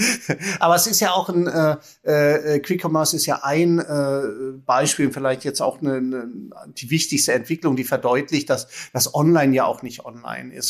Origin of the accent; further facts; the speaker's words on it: Germany; wir jetzt als Deutsche